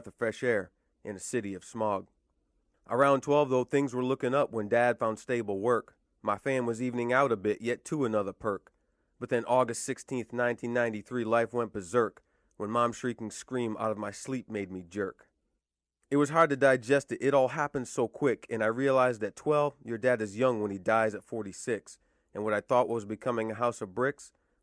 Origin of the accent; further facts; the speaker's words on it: Rhode Island, United States; I was born in Rhode Island.